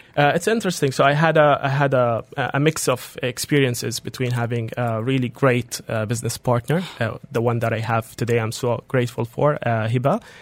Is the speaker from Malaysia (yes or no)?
no; Jordan; moved away as an adult; also born or lived in Dubai; I come from Jordan